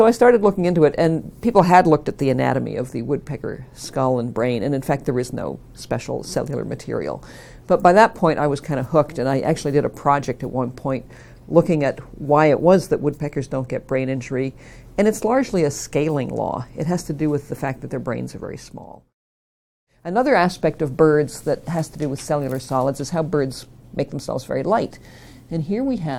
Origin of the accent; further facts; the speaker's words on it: Niagara Falls, Ontario, Canada; I grew up in Niagara Falls in Ontario